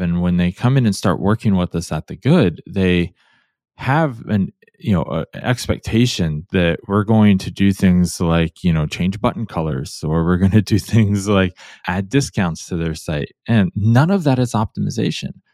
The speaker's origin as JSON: {"language": "English", "town": "Cleveland", "region": "Ohio", "country": "United States", "tie": "born or raised there", "moved": "yes", "lives_now": "Portland, United States", "said": "I grew up in Cleveland, Ohio"}